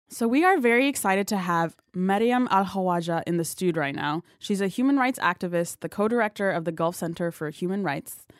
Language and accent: English; Ethiopia; now in United States; I grew up in Ethiopia. Well, I was born in Ethiopia and I moved to America